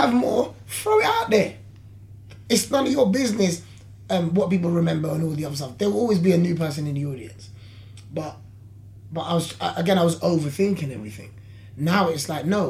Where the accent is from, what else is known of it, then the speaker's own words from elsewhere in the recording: London, United Kingdom; I'm from London.